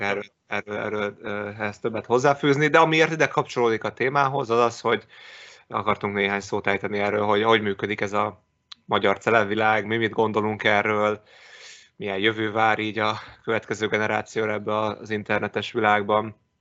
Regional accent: Szeged, Csongrád-Csanád, Hungary; én Szegedi vagyok

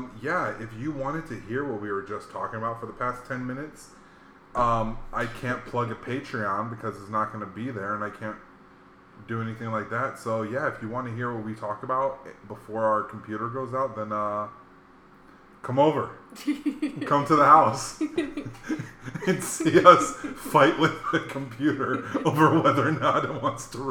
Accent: Hawaii, United States; growing up in Hawaii, we had a lot of manga.

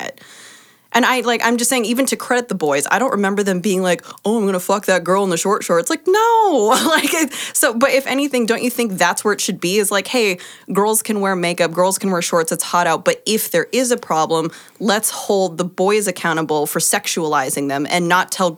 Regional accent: Arizona, United States; I grew up in Arizona where it was constantly triple digits, hot as fuck.

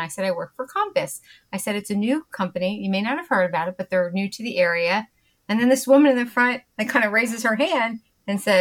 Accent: Ireland; as an Irish person, I it's assumed that I should be able to drink

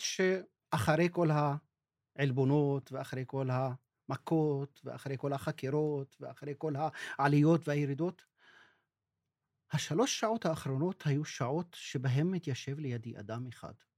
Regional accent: Israel; first language Arabic; Hebrew is a second language; אני יליד 62, נולדתי אל תוך ההוויה הישראלית

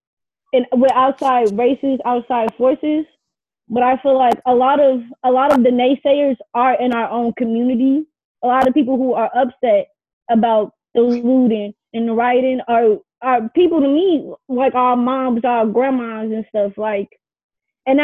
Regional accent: Chicago, Illinois, United States; I'm from Chicago, Illinois. I'm from the West Side, to be exact.

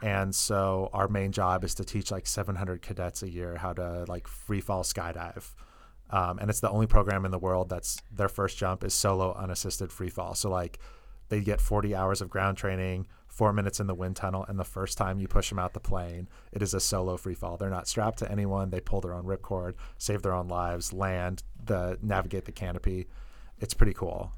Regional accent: Northern California, United States; moved away as an adult; also born or lived in Colorado; I'm originally from Northern California.

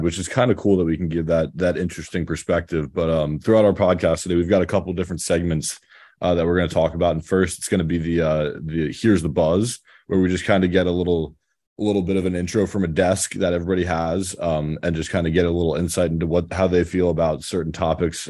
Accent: Harrisburg, Pennsylvania, United States; I'm from Harrisburg, PA, which is not too far away

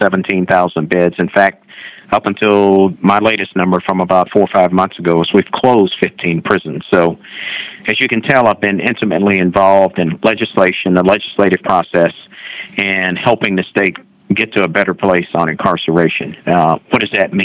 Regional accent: Houston, Texas, United States; now in Dallas, United States; I grew up in Third Ward, Houston

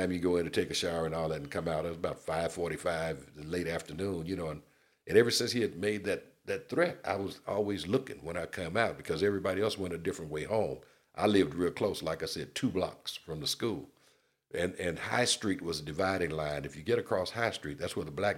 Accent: the South, United States; now in California, United States; I'm from the South

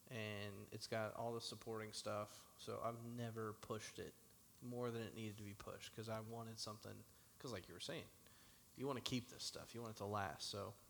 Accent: Middletown, Kentucky, United States; I grew up in Middletown.

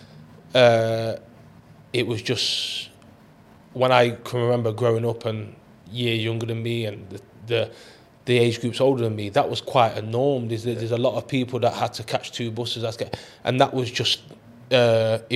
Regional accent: Long Eaton, East Midlands, United Kingdom; near to where I grew up in Long Eaton

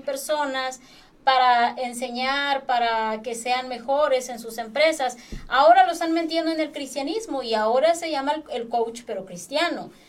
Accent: Acapulco, Guerrero, Mexico; yo soy de Acapulco y toda mi vida andaba en las discotecas allá

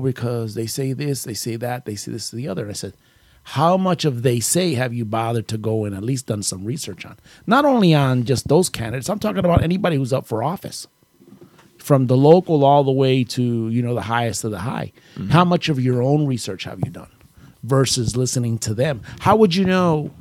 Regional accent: United States

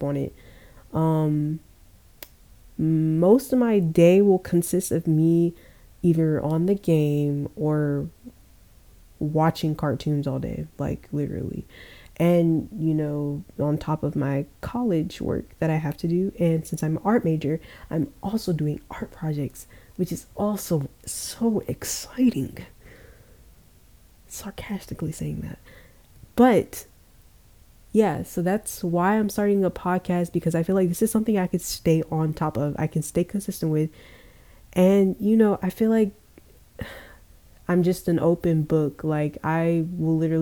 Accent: Georgia, United States; I was born in Georgia

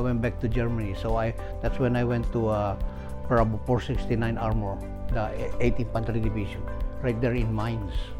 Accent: Philippines; moved away; I was born in the Philippines

